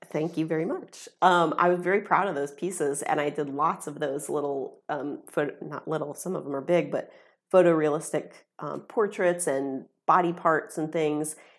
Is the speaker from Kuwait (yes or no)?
no; Ohio, United States; stay in my hometown